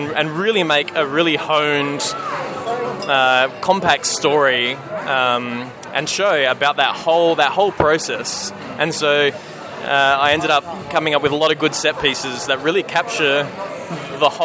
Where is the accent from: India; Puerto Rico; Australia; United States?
Australia; Adelaide, South Australia; accent: Australian; I'm from Adelaide. Very Australian